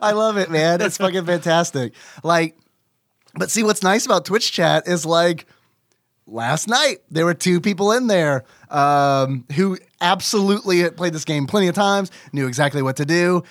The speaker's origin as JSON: {"language": "English", "country": "United States", "said": "I'm American"}